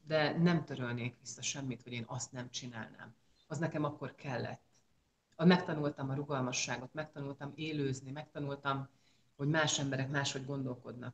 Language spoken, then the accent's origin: Hungarian; Győr, Győr-Moson-Sopron, Hungary; moved away as an adult; also born or lived in Miskolc / Switzerland; 40 éve ott születtem, és ott nőttem föl